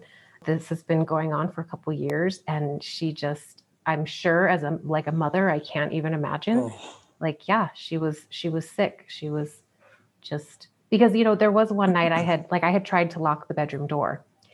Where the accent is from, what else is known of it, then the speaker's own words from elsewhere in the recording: South Carolina, United States; Growing up in the Bible Belt.